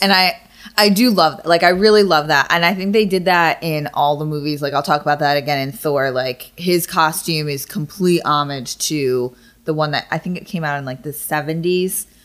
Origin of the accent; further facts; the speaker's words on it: United States; I'm happy that I'm American